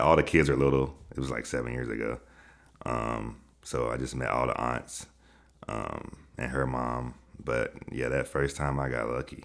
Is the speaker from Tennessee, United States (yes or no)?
yes; Chattanooga, Tennessee, United States; now in Atlanta, United States; I'm from Chattanooga, Tennessee